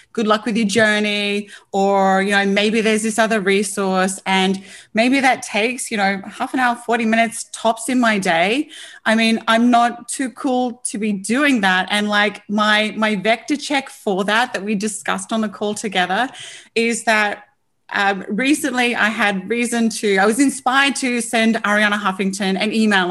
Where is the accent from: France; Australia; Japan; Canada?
Australia; I'm an Aussie